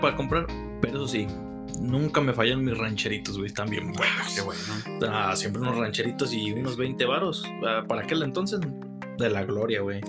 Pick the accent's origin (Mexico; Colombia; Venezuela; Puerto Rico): Mexico; los mexicanos